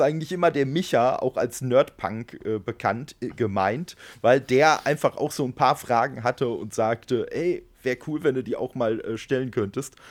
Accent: Dortmund, North Rhine-Westphalia, Germany; moved away; meiner alten Heimat da, aus Dortmund

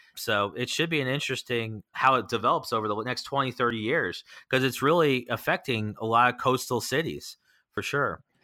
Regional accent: Annapolis, Maryland, United States; this is my hometown.

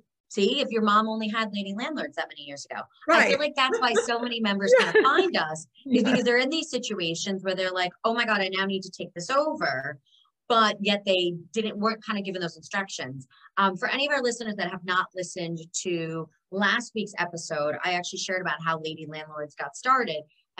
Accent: New York City, New York, United States; as a New Yorker or anybody that's ever visited New York City

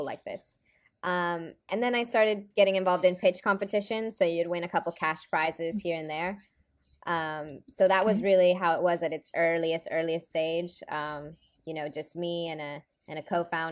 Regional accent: Dominican Republic; I'm originally from the Dominican Republic.

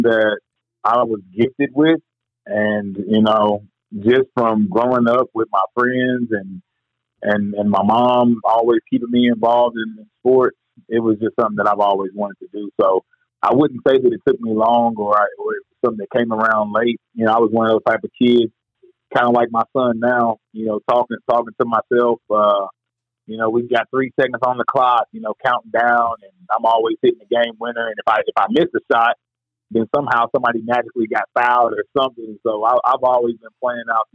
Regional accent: Louisville, Kentucky, United States; moved away as an adult; also born or lived in Lexington, Kentucky / Nebraska / Billings, Montana; I'm originally from Louisville, Kentucky

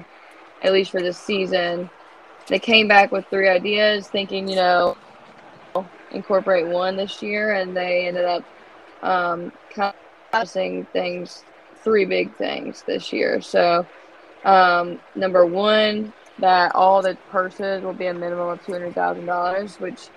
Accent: North Carolina, United States; moved away as an adult; also born or lived in Raleigh; now in Florida, United States; I'm living in Florida, and I'm from North Carolina

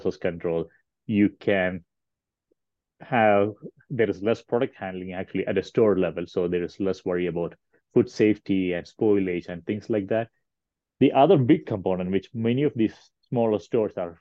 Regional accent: India; moved away as an adult; also born or lived in Kentucky; now in Colorado, United States; I'm originally from India.

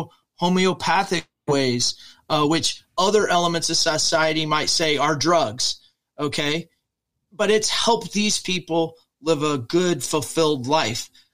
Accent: Midwest, United States; when I grew up here in the Midwest in America

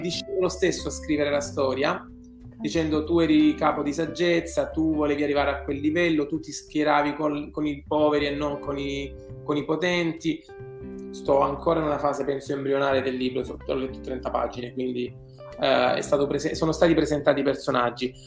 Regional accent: Southern Italy, Italy; moved away as an adult; da buon, da buon terrone

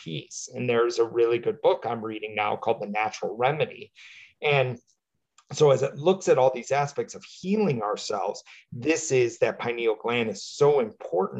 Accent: Midwest, United States; We grew up in the Midwest

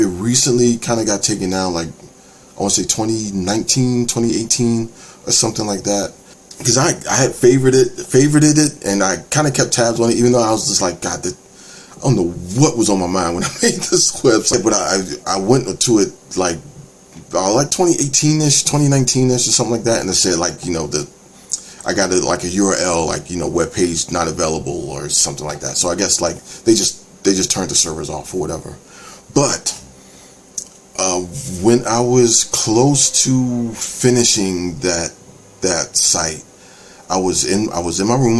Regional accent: D.C., Maryland, United States; I'm from the Maryland, D.C., Virginia area

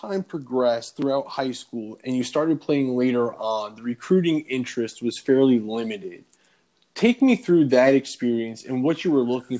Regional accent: Boynton Beach, Florida, United States; also born or lived in Port St. Lucie, Florida; I was actually born in Boynton Beach.

